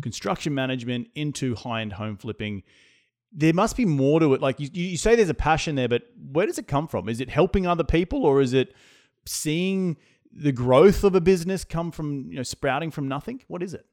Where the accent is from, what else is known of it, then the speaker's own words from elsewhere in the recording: Australia; now in United States; as an Australian